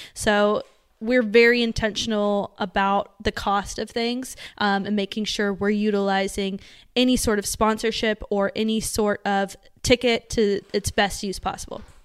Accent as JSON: {"language": "English", "town": "Las Vegas", "region": "Nevada", "country": "United States", "said": "we're from Vegas, too."}